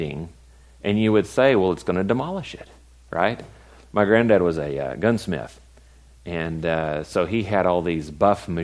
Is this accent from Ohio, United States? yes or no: no; West Texas, United States; I'm from West Texas